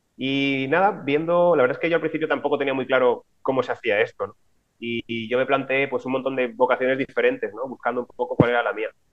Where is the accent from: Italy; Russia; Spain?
Spain; Alicante, Valencian Community; moved away as an adult; now in Valencia, Spain; Yo soy de Alicante, pero vine a estudiar a Valencia, donde estoy ahora